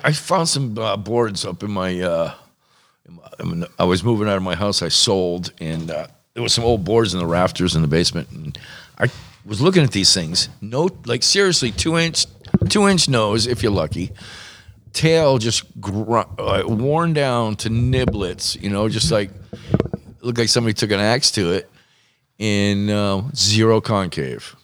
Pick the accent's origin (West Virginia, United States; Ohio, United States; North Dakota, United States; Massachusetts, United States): Massachusetts, United States; moved away; also born or lived in Newport; I grew up in Mass, lived in Mass